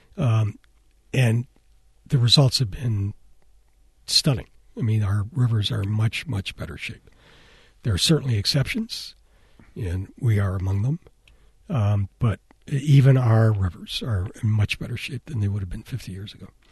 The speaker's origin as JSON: {"language": "English", "town": "Cleveland", "region": "Ohio", "country": "United States", "moved": "yes", "said": "I'm from Cleveland"}